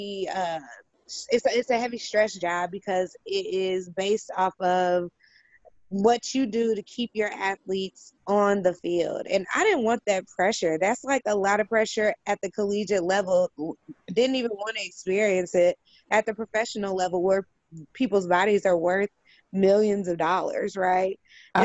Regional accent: Indianapolis, Indiana, United States; also born or lived in California; I was born and raised in Indianapolis

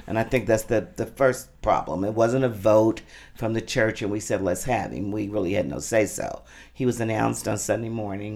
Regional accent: Jeffersonville, Indiana, United States; also born or lived in Louisville, Kentucky; I was born in Louisville, Kentucky, raised in Jeffersonville, Indiana

